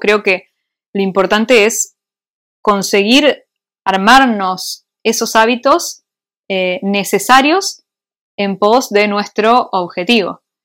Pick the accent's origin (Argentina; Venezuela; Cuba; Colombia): Argentina; moved away as an adult; also born or lived in Switzerland; now in Madrid, Spain; soy argentina, o sea, porque me crié en Argentina